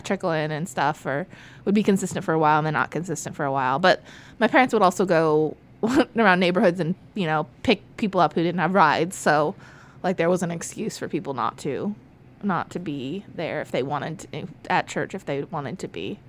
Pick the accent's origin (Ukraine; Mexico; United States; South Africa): United States; Florida; also born or lived in California; I was born in California, um, lived there with my parents in a not so great neighborhood, um, until I was one and a half, and they came to Florida